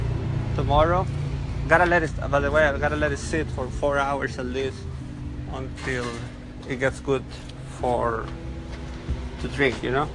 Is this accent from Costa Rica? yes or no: yes; Nosara, Guanacaste, Costa Rica; Hello, good morning. … from Nosara. I'm gonna roast some coffee here in Nosara, Costa Rica.